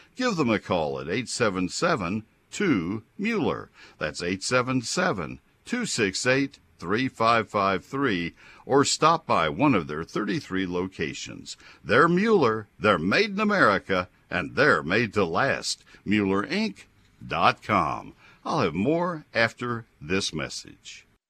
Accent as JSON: {"language": "English", "area": "Brazos County", "region": "Texas", "country": "United States", "tie": "born or raised there", "also_born_or_lived": "Ohio / Colorado / Dallas"}